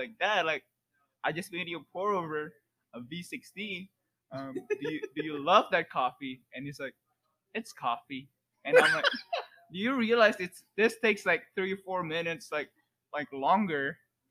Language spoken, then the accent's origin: English; Indonesia; now in United States; I'm from Indonesia as well